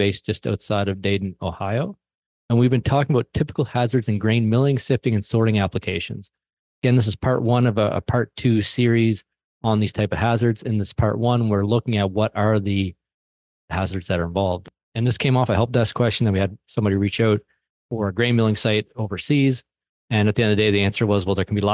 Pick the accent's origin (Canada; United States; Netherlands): Canada; an hour from Halifax, Nova Scotia; moved away; Halifax, Nova Scotia, which is an hour away from my hometown, but where I lived for many, many years